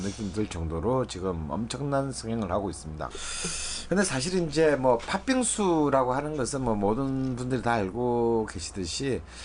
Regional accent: Busan, South Korea; moved away; 저희 고향 부산에

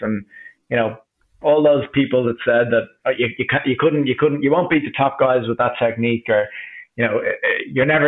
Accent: Ireland; I was from Ireland

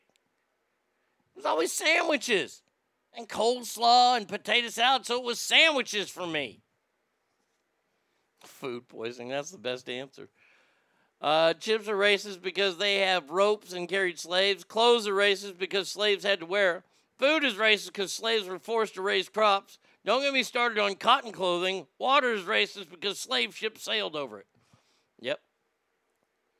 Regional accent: Texas, United States; my home state of Texas

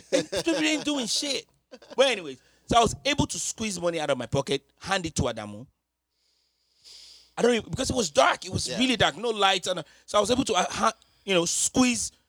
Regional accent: Nigeria; growing up in Nigeria

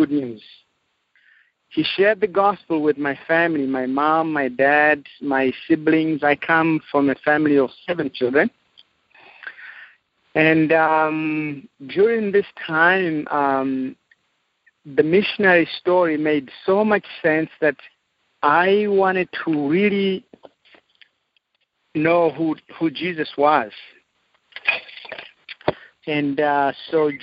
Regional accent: Zimbabwe; now in Zambia; I am from Zimbabwe, Southern Africa. I was born and raised in Africa

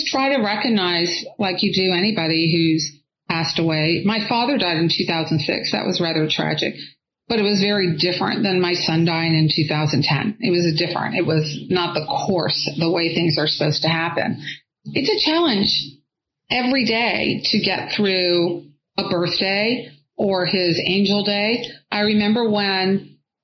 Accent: California, United States; I'm from California

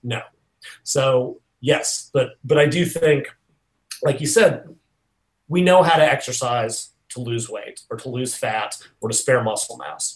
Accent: Nashville, Tennessee, United States; in Nashville, which is my hometown.

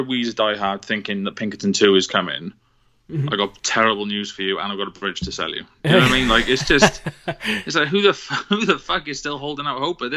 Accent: Cardiff, Wales, United Kingdom; I grew up in Cardiff in the early 2000s

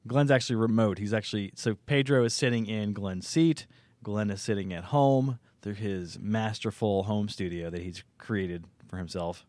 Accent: Canada; I'm Canadian

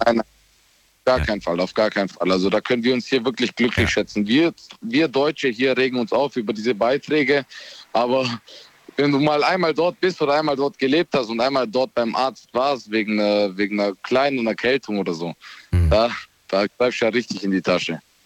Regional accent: Romania; now in Ulm, Germany; ich bin gebürtiger Rumäne

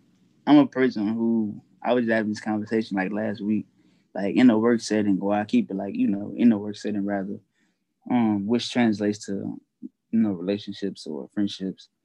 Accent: Louisiana, United States; I'm from where I'm from, Louisiana, or from the South

